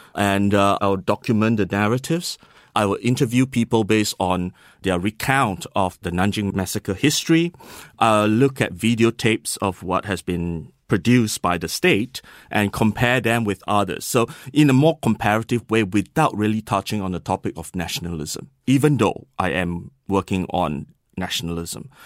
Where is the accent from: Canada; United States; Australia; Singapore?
Singapore; moved away; I was from Singapore